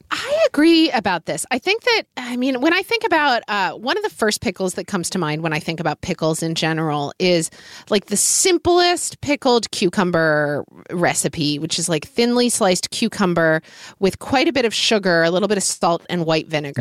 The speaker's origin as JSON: {"language": "English", "region": "Oklahoma", "country": "United States", "tie": "born or raised there", "said": "growing up in Oklahoma"}